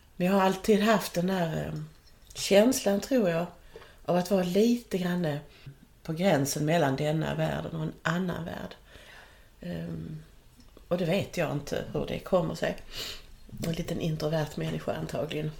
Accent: Skåne, Sweden; jag är då född här på Österlen i en äppleodling

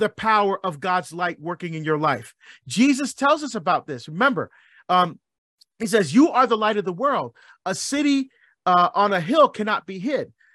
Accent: Barbados; I'm from, I was born in Barbados. I love my Caribbean heritage. I love our music. I love our food. I still speak our dialect

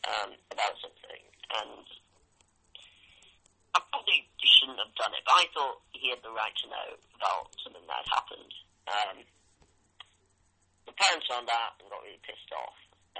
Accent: United Kingdom; we are actually British

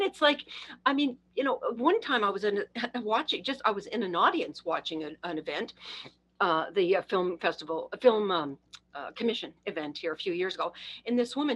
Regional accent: Canada; I'm Canadian

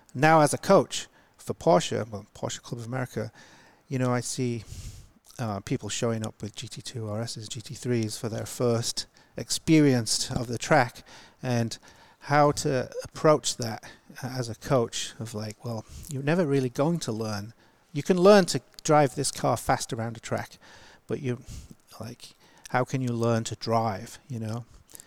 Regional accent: Yorkshire and the Humber, United Kingdom; moved away; I grew up in Yorkshire, in England

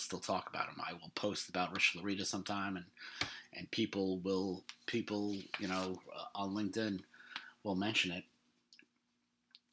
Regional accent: New York, United States; I'm from New York

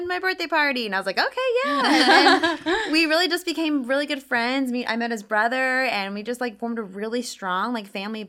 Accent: Orlando, Florida, United States; also born or lived in Kansas City; I was born in Orlando, raised here. I moved away to Kansas City for a few years for mm-hmm. school, that came back when I had my babies.

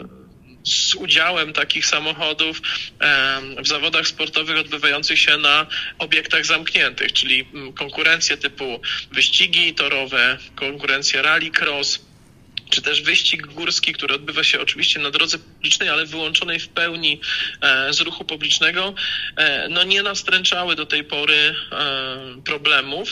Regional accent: Rzeszów, Subcarpathian Voivodeship, Poland; ja jestem, pochodzę z Rzeszowa, tak? To jest miasto wojewódzkie

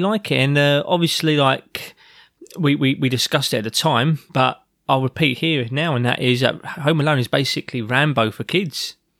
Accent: London, United Kingdom; as a child growing up in South London

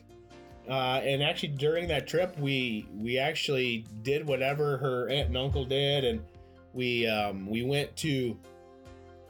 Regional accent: Michigan, United States; moved away as an adult; also born or lived in Puerto Rico; we are from Michigan

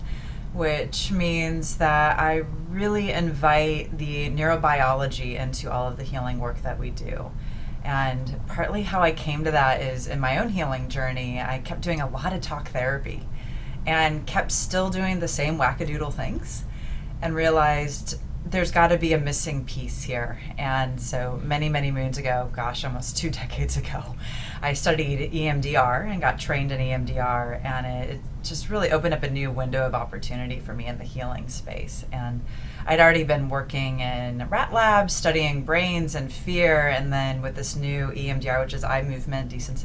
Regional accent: Midwest, United States; now in Los Angeles, United States; I'm from the Midwest. I'm a good old-fashioned Midwestern girl, transplant to Los Angeles, and still here

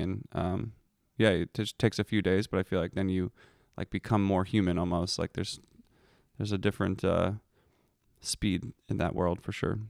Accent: Philadelphia, Pennsylvania, United States; I grew up in Philadelphia

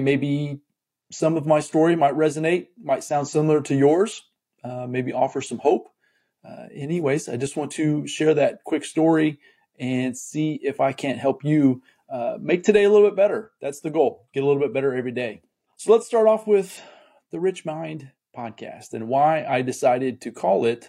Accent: Muncie, Indiana, United States; also born or lived in Fort Wayne, Indiana; I was born in a town called Fort Wayne, Indiana, which is northeast Indiana. But I consider my hometown where I was raised in a town called Muncie, Indiana

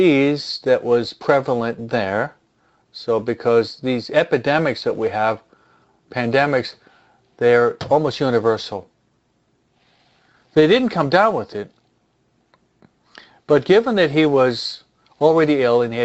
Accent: New York, United States; where I'm from New York.

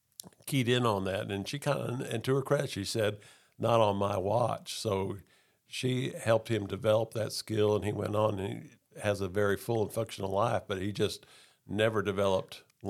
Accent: Texas, United States; also born or lived in Oklahoma; I grew up primarily in Texas, a little bit in Oklahoma.

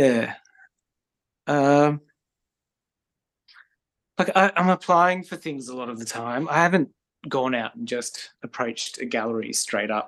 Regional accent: Tasmania, Australia; also born or lived in Melbourne

